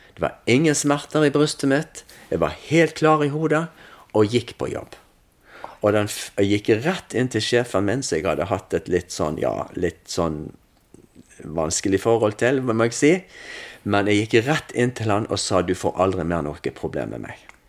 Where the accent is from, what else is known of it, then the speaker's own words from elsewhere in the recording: Salhus, Vestland, Norway; Jeg er oppvokst i Salhus.